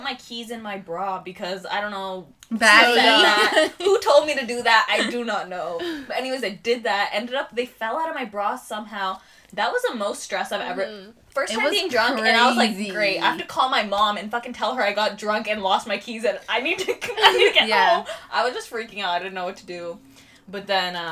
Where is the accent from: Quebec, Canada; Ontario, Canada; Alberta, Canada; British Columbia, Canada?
British Columbia, Canada; Delta; we're from Delta